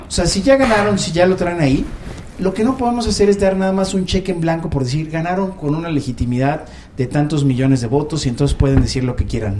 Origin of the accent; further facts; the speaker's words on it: Mexico; como mexicanos